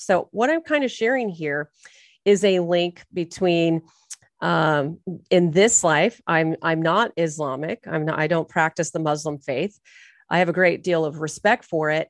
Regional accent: Irvine, California, United States; also born or lived in Torrance Beach, California; I was born and raised in Orange County, California

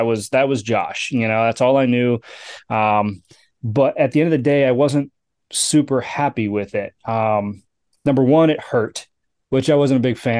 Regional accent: Kenosha, Wisconsin, United States; also born or lived in California; I grew up in Kenosha, Wisconsin, right? So I spent most of my time in the Midwest. I was actually born in California.

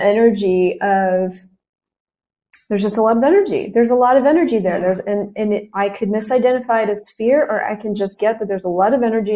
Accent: United States; moved away; I'm American. And it's not even because I define myself as that, but I'm not Colombian. I am American

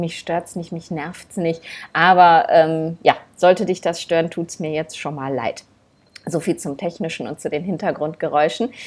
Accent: Germany; bei uns in Deutschland

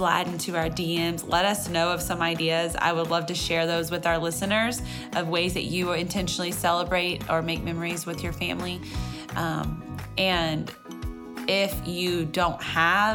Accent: Texas, United States; I have to say y'all because I'm from Texas

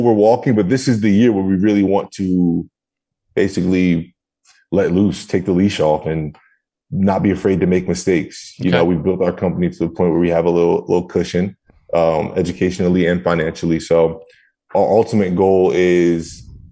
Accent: New Jersey, United States; moved away as an adult; now in Tampa, United States; that was where it was my hometown, where I was born and raised

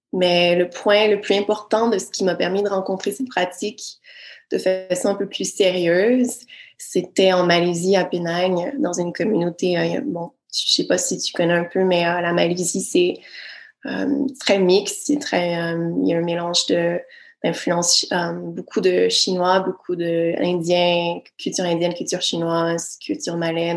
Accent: Quebec, Canada; moved away; je suis du Québec

